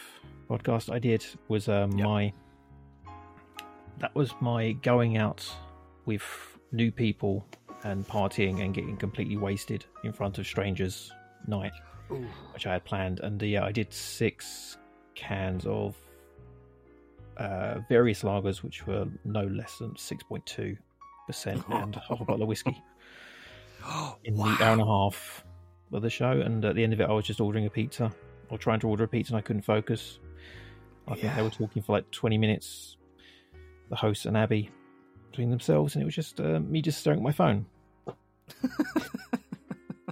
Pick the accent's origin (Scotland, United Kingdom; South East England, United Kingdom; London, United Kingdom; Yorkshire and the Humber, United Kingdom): London, United Kingdom; I am from London